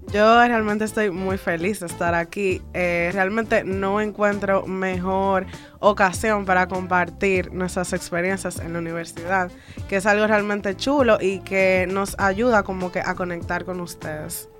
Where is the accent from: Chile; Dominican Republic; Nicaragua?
Dominican Republic; nosotros tanto como compañeros y como dominicanos